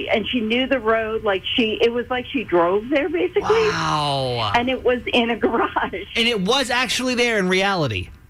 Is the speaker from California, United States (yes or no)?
yes; Oakland, California, United States; So this was years and years ago. I grew up in Oakland, California.